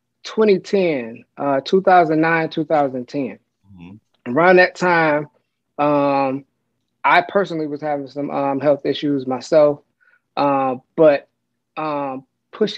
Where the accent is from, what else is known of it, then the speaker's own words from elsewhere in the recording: Detroit, Michigan, United States; I'm in the Detroit area. I'm from the Detroit metro area.